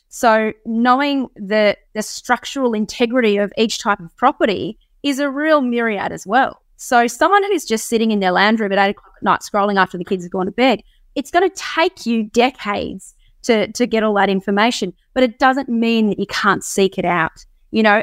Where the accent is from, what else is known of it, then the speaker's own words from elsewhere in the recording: Sunshine Coast, Queensland, Australia; also born or lived in Canberra; I'm still on the Sunshine Coast. I, I, um, I was born in Canberra, but we moved out of there